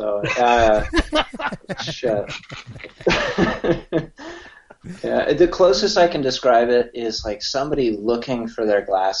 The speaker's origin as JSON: {"language": "English", "town": "San Diego", "region": "California", "country": "United States", "tie": "born or raised there", "also_born_or_lived": "Carlsbad", "said": "So I'm living over in Carlsbad. Born and raised in San Diego."}